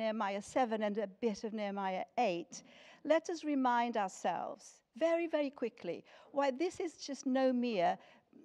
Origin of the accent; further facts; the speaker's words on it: Lisbon, Portugal; moved away as an adult; now in United Kingdom; I was born in Lisbon in Portugal, and that is where I grew up until I came to this country when I was 18.